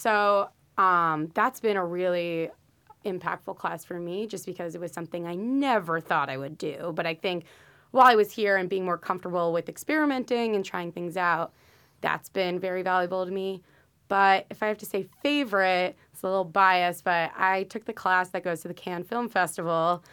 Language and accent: English; Parkland, Florida, United States; moved away as an adult; also born or lived in St. Louis, Missouri; I'm originally from Parkland, Florida